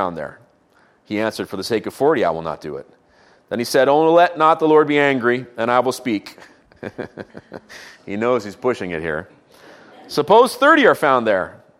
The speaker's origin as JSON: {"language": "English", "country": "Israel", "tie": "born or raised there", "moved": "yes", "said": "I grew up in Israel"}